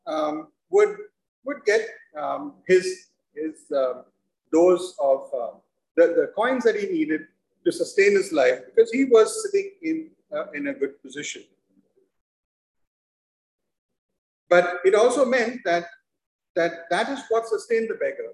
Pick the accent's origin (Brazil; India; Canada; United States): India; Mumbai, Maharashtra; moved away; I grew up in Mumbai